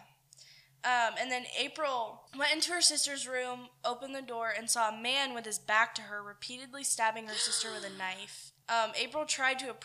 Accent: Winchendon, Massachusetts, United States; I'm from Winchendon, Massachusetts

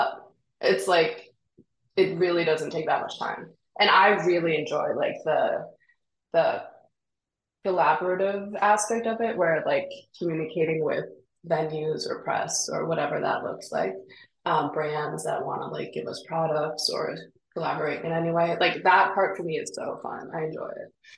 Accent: Copenhagen, Capital Region of Denmark, Denmark; now in New York City, United States; I grew up in Denmark where I didn't have to pay for education

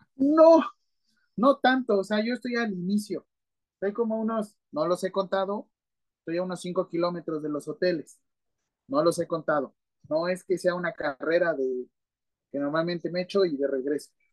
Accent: Mexico; ya somos demasiados mexicanos

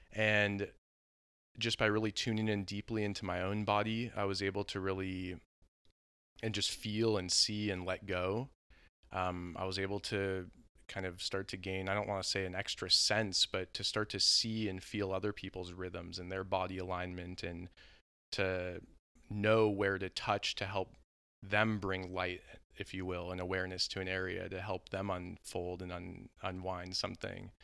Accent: Southern California, United States; I grew up in Southern California

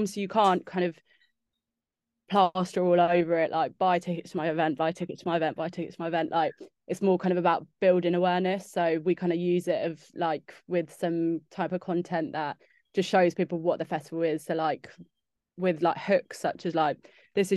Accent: Windsor, South East England, United Kingdom; I'm from Windsor

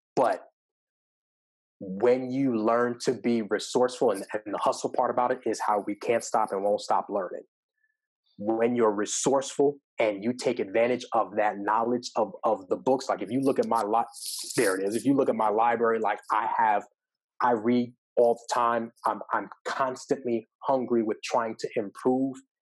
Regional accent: Long Island, New York, United States; now in Atlanta, United States; growing up in New York, like I live in Atlanta, but I, I, am from New York and uh, specifically Long Island

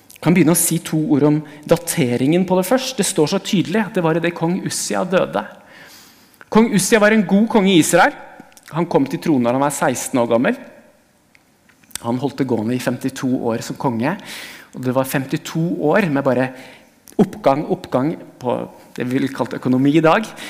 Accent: Hamar, Innlandet, Norway; moved away; Jeg kommer fra Hamar, og jeg kjørte forbi der hvor den menigheten jeg gikk i som barn, var

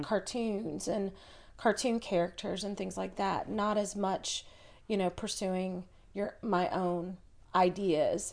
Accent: Chattanooga, Tennessee, United States; moved away; also born or lived in California; I was born and raised in Chattanooga.

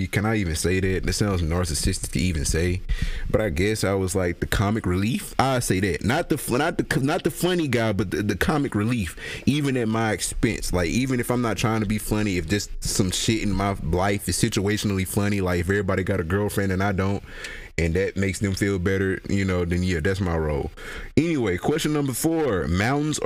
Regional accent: Mississippi, United States; I'm from Mississippi

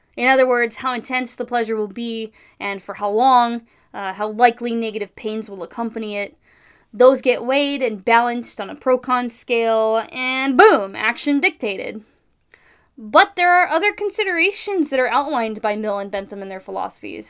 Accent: California, United States; as a Californian.

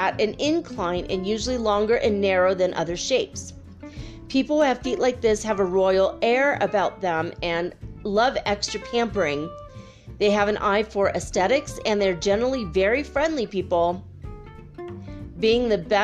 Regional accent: Minnesota, United States; I grew up in Minnesota

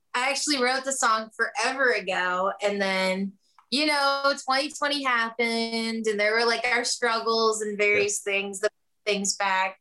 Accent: Kentucky, United States; moved away as an adult; now in Nashville, United States; I'm originally from Kentucky

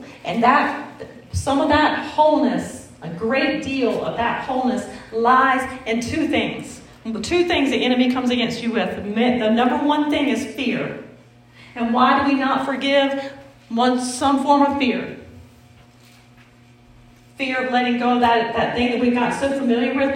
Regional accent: the South, United States; accent: southern; that's my southern accent

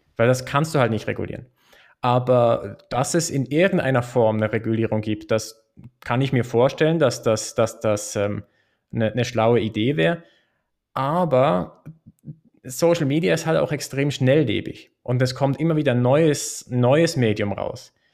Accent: Switzerland; in der Schweiz zum Beispiel ist es, glaube ich, schon eine, eine gängige Meinung, dass es, dass es eine Bürger- und Bürgerinnenpflicht ist, abzustimmen. Und das machen wir ja viermal im Jahr

